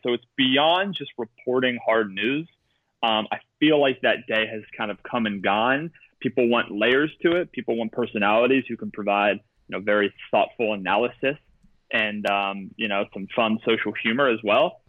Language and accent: English; Pittsburgh, Pennsylvania, United States; I graduated with Wiz Khalifa. I'm from Pittsburgh